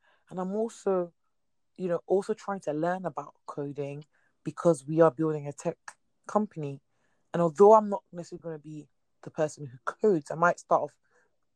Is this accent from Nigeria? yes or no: yes; Nigeria; I'm Nigerian